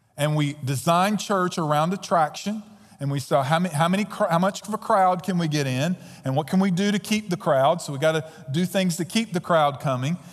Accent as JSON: {"language": "English", "country": "United States", "said": "we as Americans"}